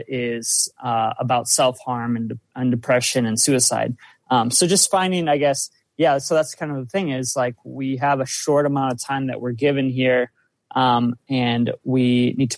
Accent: South Dakota, United States; I'm from South Dakota

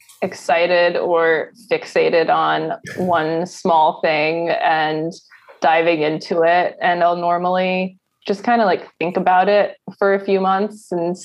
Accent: Ellicott City, Maryland, United States; I grew up in Ellicott City

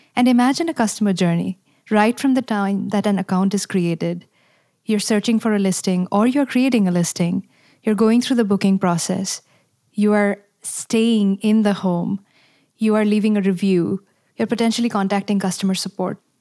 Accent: India; moved away as an adult; now in United States; I'm also a mother of five and born and raised in India

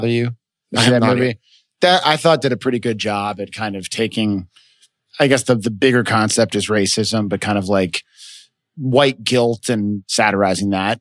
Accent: United States; also born or lived in Chicago, Illinois / Los Angeles, California; I grew up in Chicago

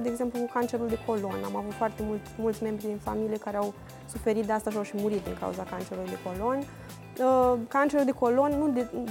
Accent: Suceava, Suceava County, Romania; La noi în Moldova, de exemplu, eu sunt din Suceava

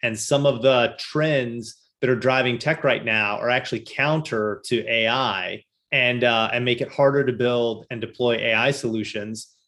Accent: Louisville, Kentucky, United States; moved away as an adult; now in Boston, United States; I grew up in uh, Louisville, Kentucky

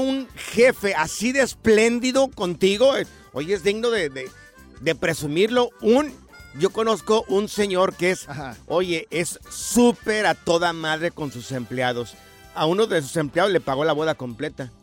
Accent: Jalisco, Mexico; Yo soy del estado de Jalisco

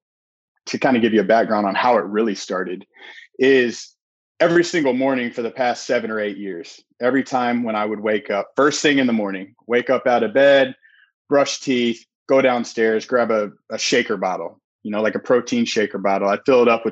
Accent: Indianapolis, Indiana, United States; now in near Chicago, Indiana, United States; I'm from Indianapolis

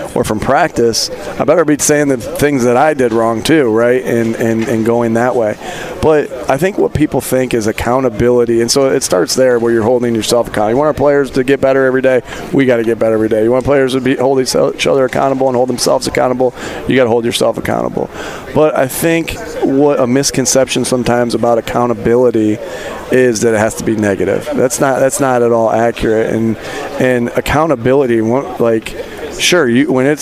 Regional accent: East Coast, United States; I grew up on the East Coast

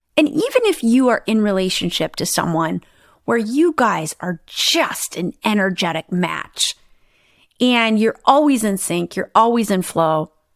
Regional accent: Midwest, United States; I grew up in the Midwest in the United States

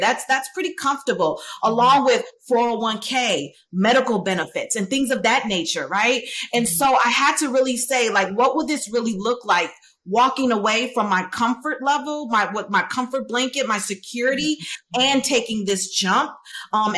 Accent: Chicago, Illinois, United States; I'm a girl from Chicago, from around the way

